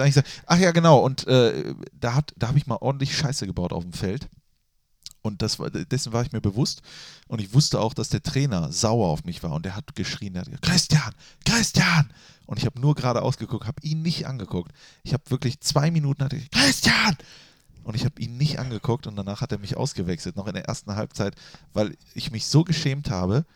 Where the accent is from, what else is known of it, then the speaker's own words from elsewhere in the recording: Germany; moved away; Ich bin in Reit aufgewachsen